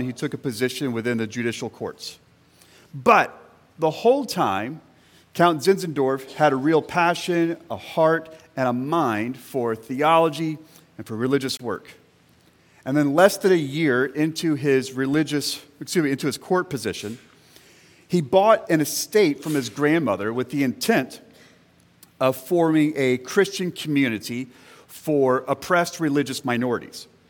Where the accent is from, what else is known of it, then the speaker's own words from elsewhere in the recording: central Florida, United States; moved away; I grew up in a Southern Baptist church in central Florida